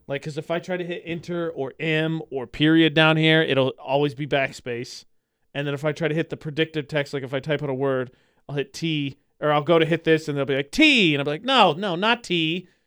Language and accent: English; Lafayette, Indiana, United States; moved away; my hometown, it's called the Greater Lafayette area because there's Lafayette and West Lafayette